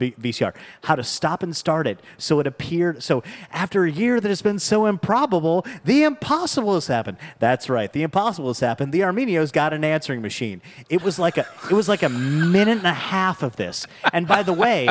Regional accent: West Coast, United States; now in St. Louis, United States; I grew up on the West Coast

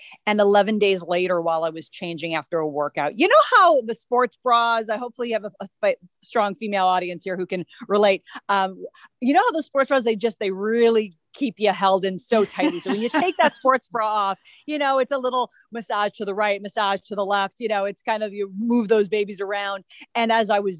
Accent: Minnesota, United States; moved away as an adult; now in Los Angeles, United States; growing up in Minnesota

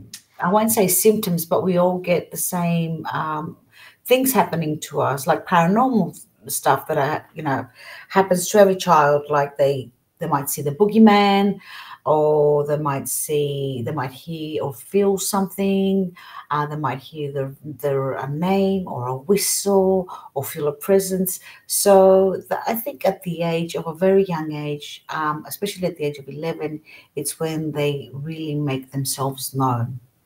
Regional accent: Australia; also born or lived in Greece; Well, I was born in Australia, and I left Australia when I was about 8, then came to Greece, stayed here 12, and then went back to Australia.

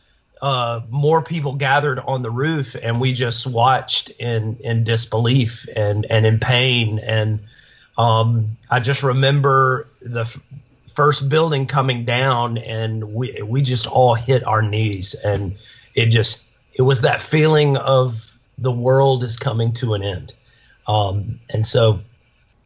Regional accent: Birmingham, Alabama, United States; moved away; also born or lived in New York City; I grew up in Alabama, grew up in Birmingham

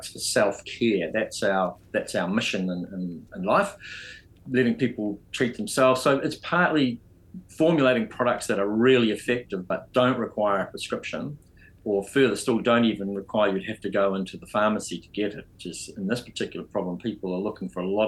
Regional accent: New Zealand; also born or lived in United Kingdom; I'm a Kiwi

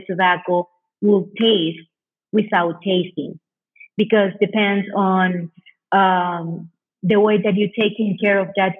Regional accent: Condega, Estelí, Nicaragua; English is a second language; And for me, Condera, we are from Condera. My family, my dad's side, it's from Condera.

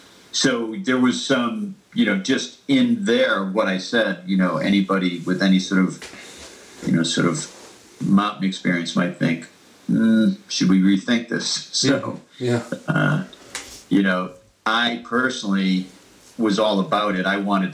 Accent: United States; And as an American at the time, I think a lot of people don't, you know, people forgotten, you know, what the Cold War culture was in hindsight, right?

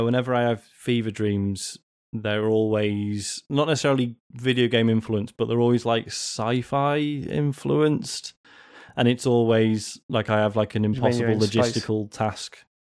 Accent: Leeds, Yorkshire and the Humber, United Kingdom; I dreamed I was back in the UK in my hometown of Leeds

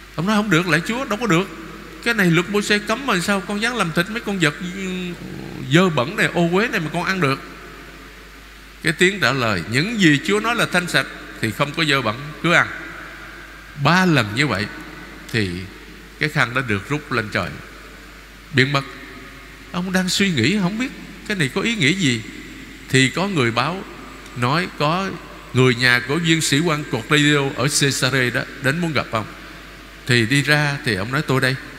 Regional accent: Vietnam; anh chị em chúng ta là người Việt Nam

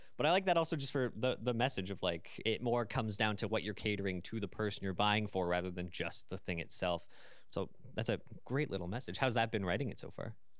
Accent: London, Ontario, Canada; I was born and raised in London, so I'm naturally used to this city

